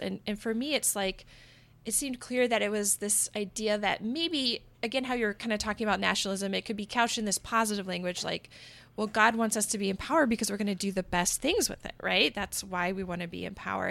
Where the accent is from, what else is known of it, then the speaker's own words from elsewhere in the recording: United States; also born or lived in Portland; I'm an American, but I am, like, a Protestant, Bible-believing American